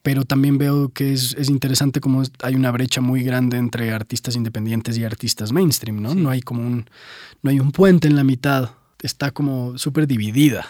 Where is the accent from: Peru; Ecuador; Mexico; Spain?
Ecuador; now in Bogotá, Colombia; yo nací acá en Bogotá, pero me fui muy pequeño a Ecuador, entonces de ahí viene como lo colombo-ecuatoriano